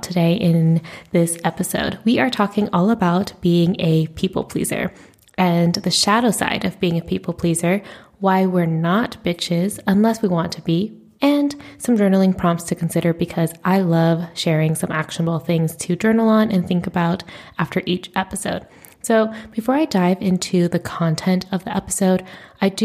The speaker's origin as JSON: {"language": "English", "country": "United States", "said": "I am a first generation Asian American in the United States"}